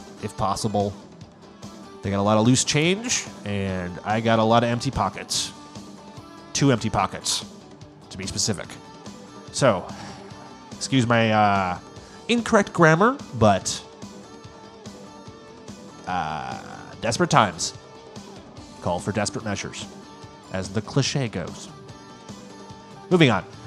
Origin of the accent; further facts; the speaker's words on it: United States; I am an American